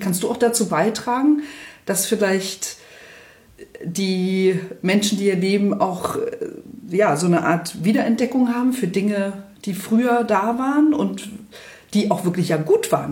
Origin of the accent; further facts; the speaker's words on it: Spreewald, Brandenburg, Germany; moved away as an adult; now in Hamburg, Germany; ich bin ja auch ein Kind der DDR im Spreewald groß geworden